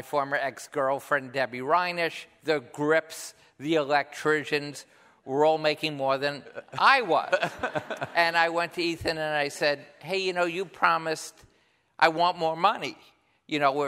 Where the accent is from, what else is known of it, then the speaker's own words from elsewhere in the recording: New York City, New York, United States; growing up in Washington Heights